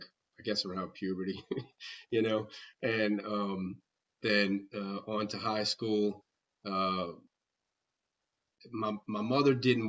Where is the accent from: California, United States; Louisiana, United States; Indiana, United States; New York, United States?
Louisiana, United States; River Ridge; I was born in River Ridge